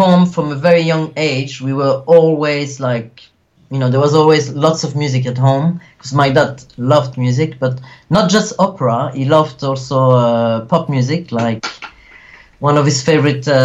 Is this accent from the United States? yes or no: no; Wallonia, Belgium; also born or lived in Sicily (ancestry); I was born in the French-speaking part of Belgium, which is called Wallonia